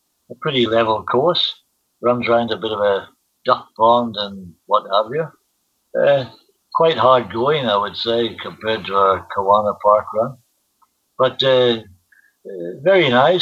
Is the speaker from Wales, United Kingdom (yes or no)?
no; Belfast, Northern Ireland, United Kingdom; moved away as an adult; now in Sunshine Coast, Australia; my hometown of Belfast, Northern Ireland.